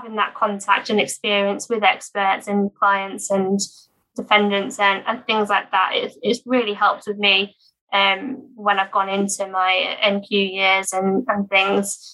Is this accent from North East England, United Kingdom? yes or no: no; Norfolk, East of England, United Kingdom; moved away as an adult; also born or lived in Sheffield; now in Leeds, United Kingdom; I'm actually from Norfolk, so I've not sort of returned back there since university